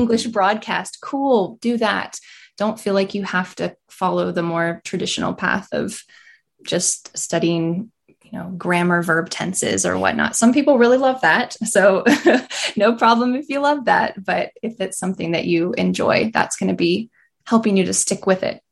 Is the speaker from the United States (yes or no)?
yes; about an hour south of Asheville, North Carolina, United States; now in Asheville, United States; I grew up about an hour south, so not in the mountains and just hot